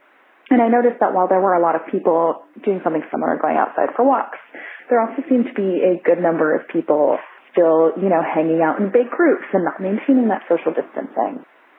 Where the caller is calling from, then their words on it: San Francisco, California, United States; I'm calling in from San Francisco, California.